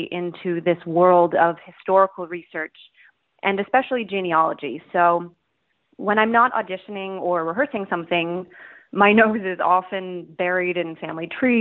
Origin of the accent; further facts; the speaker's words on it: Toronto, Ontario, Canada; now in New York City, United States; I was born in Toronto, Ontario, Canada. I currently live in New York City.